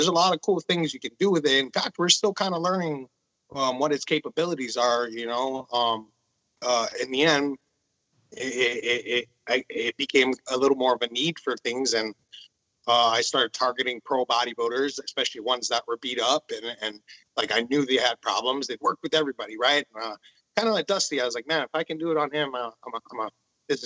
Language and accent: English; Honolulu, Hawaii, United States; I'm from Honolulu, Hawaii.